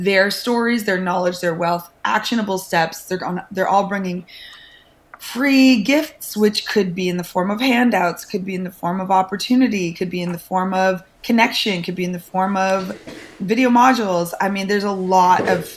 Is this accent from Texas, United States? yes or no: yes; Texas, United States; moved away; also born or lived in Vancouver, Canada / Florida / Brooklyn, New York; Vancouver born, Texas raised, Florida reformed, and Brooklyn saved